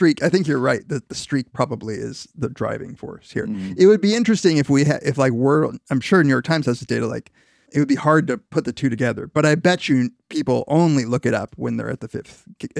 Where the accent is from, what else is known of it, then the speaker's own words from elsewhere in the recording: Argentina; born there; I was born in Argentina, for fuck's sake.